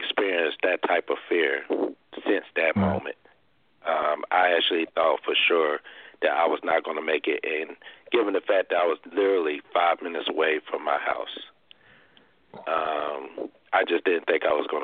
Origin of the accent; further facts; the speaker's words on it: Arkansas, United States; my hometown in Arkansas